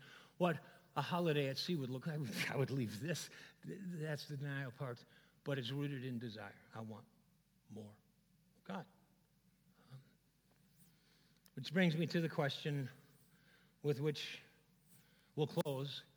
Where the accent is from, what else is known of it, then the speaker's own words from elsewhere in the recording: Chicago, Illinois, United States; also born or lived in Minneapolis; I grew up in Chicago, but I was now going to school in Minneapolis at Bethel College at the time